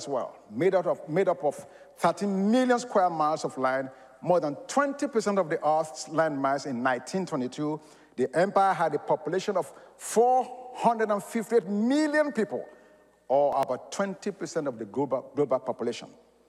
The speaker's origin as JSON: {"language": "English", "country": "United States", "said": "I'm an American"}